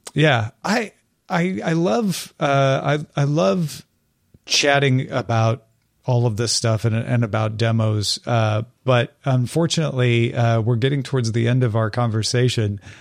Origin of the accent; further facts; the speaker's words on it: Illinois, United States; now in California, United States; I grew up in Illinois